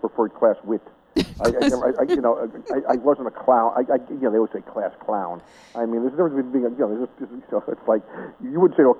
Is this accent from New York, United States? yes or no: no; Union, New Jersey, United States; also born or lived in Newark, New Jersey; I grew up in Union, New Jersey. I was born in Newark.